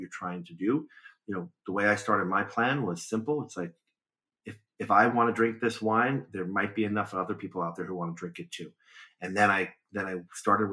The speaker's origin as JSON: {"language": "English", "town": "New York City", "region": "New York", "country": "United States", "tie": "born or raised there", "also_born_or_lived": "south of Italy", "moved": "as an adult", "lives_now": "California, United States", "said": "I grew up in Brooklyn, New York"}